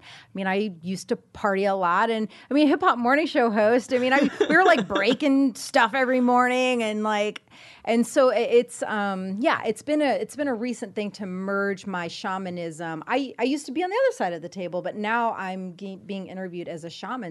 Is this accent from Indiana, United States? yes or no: yes; Indiana, United States; moved away; I'm from Indiana, so over the holidays, I went to visit the fam for a little bit